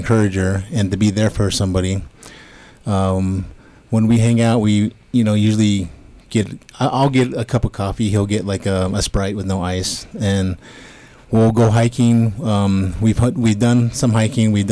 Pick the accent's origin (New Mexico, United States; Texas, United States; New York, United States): New Mexico, United States; Gallup; I'm from Gallup, New Mexico